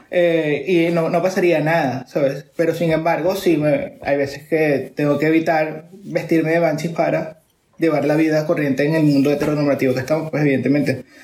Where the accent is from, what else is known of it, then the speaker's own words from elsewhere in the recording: Venezuela; moved away; desde que me vine de Venezuela con, con, las, eh, con mis amigos actualmente aquí